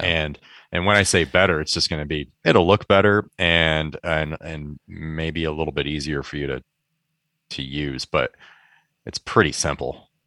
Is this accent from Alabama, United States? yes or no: no; Michigan, United States; moved away as an adult; also born or lived in Chicago; now in San Francisco Bay Area, United States; I grew up in Michigan for I think still most of my life, or maybe it's about even now, twenty-some years in Michigan